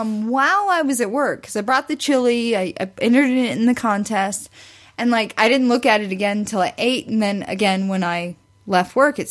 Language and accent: English; Ozark, Missouri, United States; They were driving through Ozark, Missouri, my hometown.